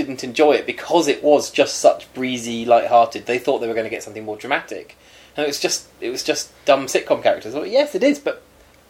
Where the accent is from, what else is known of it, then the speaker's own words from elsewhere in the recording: United Kingdom; Because we are British.